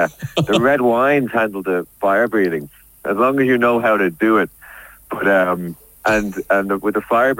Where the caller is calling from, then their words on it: London, United Kingdom; I am calling from my boat from Paddington Basin.